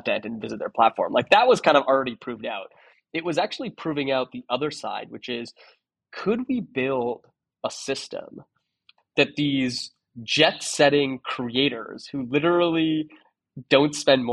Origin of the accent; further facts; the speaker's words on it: Toronto, Ontario, Canada; moved away as an adult; also born or lived in San Francisco; I'm from Toronto, so I moved to San Francisco.